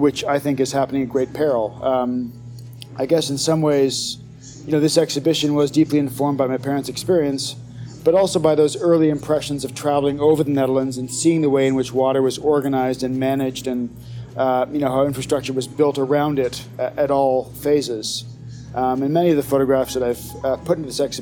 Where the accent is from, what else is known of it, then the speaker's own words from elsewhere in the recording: Canada; I am Canadian